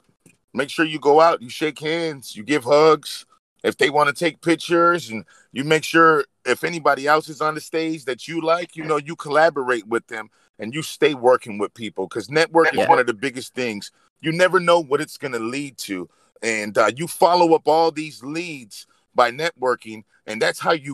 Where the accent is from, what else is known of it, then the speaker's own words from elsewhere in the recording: East Chicago, Indiana, United States; We are from East Chicago, Indiana, but we definitely are part of the whole region, which is the Northwest Indiana and Chicagoland scene